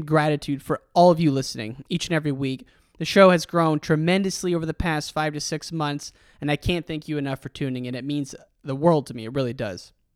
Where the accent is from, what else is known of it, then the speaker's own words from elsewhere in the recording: Western Illinois, United States; I grew up in Western Illinois, an hour from University of Iowa